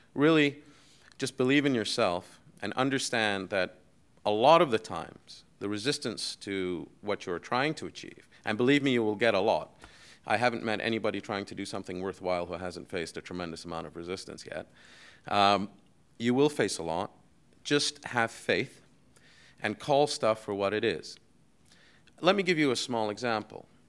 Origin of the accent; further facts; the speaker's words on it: Bahrain; also born or lived in United States / Europe; I grew up in Bahrain, I went to high school in Bahrain